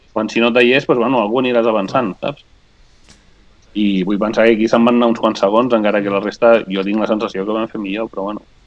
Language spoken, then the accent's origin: Catalan; Spain; jo sóc de l'Eia originàriament